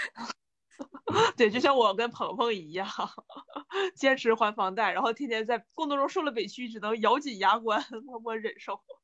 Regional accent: China; 我们中国人民

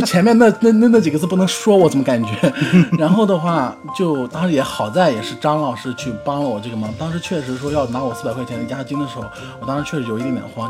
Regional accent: Xinjiang, China; moved away; 我，新疆人

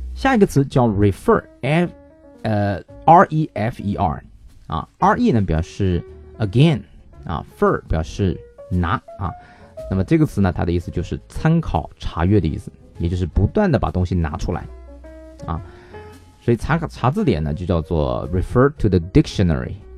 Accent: China; 我们中国人

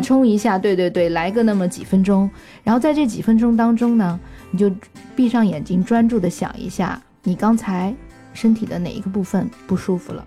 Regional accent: China; 因为我们中国人说，就是说，一年无论做什么，春节都要回家过年

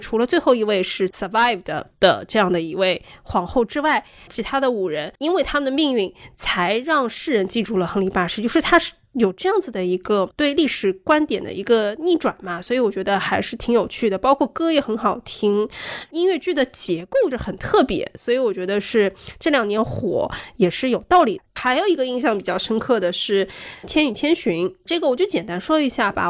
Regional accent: China; 我们中国人眼中的鲁迅先生的这个形象

